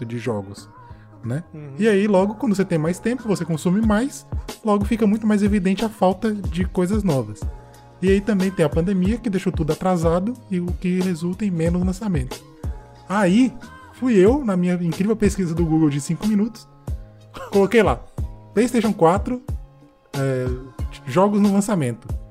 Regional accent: Northeast Region, Brazil; Porque eu sou do Nordeste, né? Então eu tinha muito o Bumba Meu Boi.

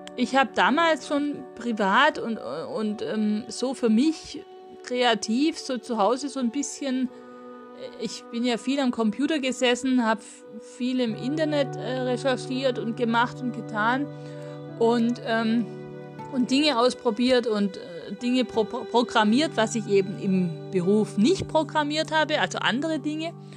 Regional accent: Swabia, Baden-Württemberg, Germany; accent: Swabian; also born or lived in Mühlacker / Großglattbach; im Schwäbischen sozusagen hört man natürlich auch an meiner Aussprache, an meinem Dialekt

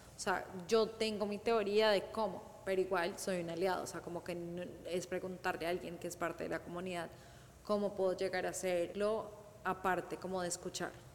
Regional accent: Colombia; yo soy de Colombia

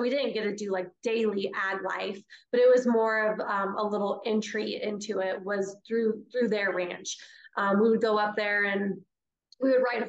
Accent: Fort Collins, Colorado, United States; moved away as an adult; now in Sedalia, United States; I was born and raised in Fort Collins, which is about 2 hours north of us.

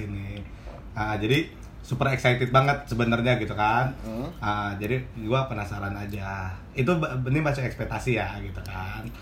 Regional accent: Indonesia; pokoknya hmm. kita orang Indo

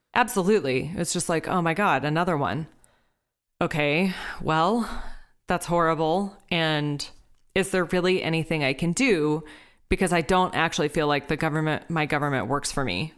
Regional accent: Texas, United States; I'm from Texas. I come from a family of hunters.

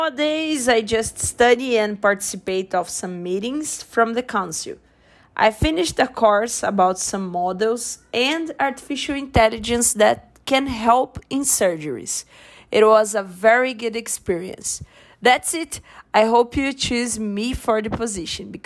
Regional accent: Brazil; moved away as an adult; now in Canada; I'm from Brazil, but I'm living in Canada now

